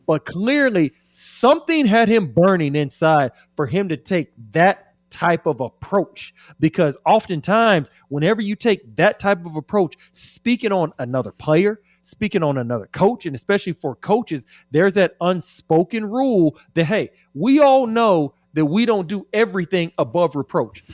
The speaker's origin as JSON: {"language": "English", "town": "Austin", "region": "Texas", "country": "United States", "said": "I'm from Austin"}